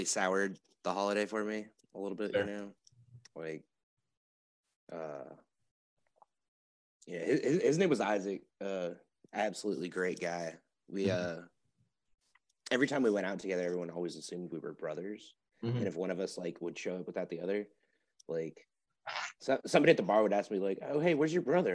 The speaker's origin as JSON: {"language": "English", "region": "Colorado", "country": "United States", "tie": "born or raised there", "said": "I was raised in Colorado, so I'm a fan of the Rockies, Nuggets, and Avalanche."}